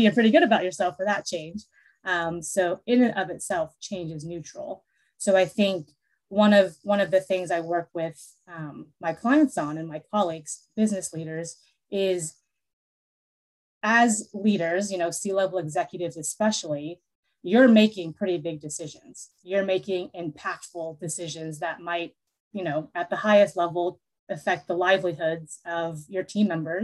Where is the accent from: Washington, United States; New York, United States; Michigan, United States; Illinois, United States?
Washington, United States; Seattle; also born or lived in Seoul, South Korea; I was actually born in Seoul, South Korea, and then I was adopted as a little baby, 5 months old, and brought over to America, and I was raised in Seattle.